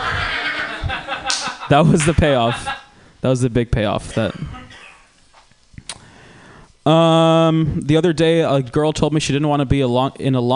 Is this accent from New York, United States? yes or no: no; Georgia, United States; now in California, United States; I grew up in Georgia